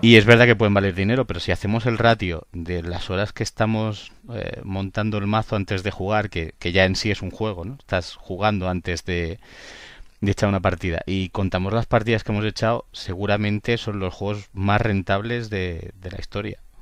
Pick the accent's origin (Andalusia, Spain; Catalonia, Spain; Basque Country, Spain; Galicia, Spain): Catalonia, Spain; Barcelona; yo soy de Barcelona